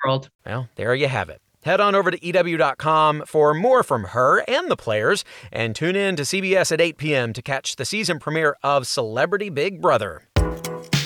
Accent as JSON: {"language": "English", "town": "New York City", "region": "New York", "country": "United States", "said": "I'm from Queens"}